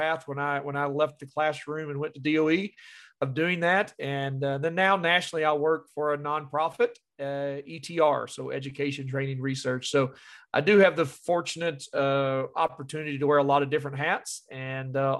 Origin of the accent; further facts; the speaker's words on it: Kentucky, United States; I'm from Kentucky, born and raised here